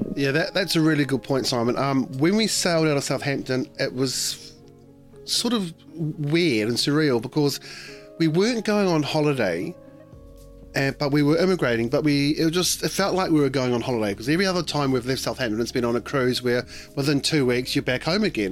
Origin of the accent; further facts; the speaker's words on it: Auckland, New Zealand; now in London, United Kingdom; I'm going to be sailing past Devonport where I was where I was born and raised